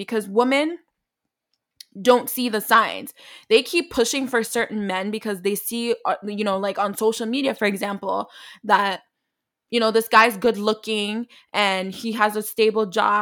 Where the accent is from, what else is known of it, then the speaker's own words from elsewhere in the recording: New York, United States; now in Canada; I'm not originally from Canada. Like, I was raised in New York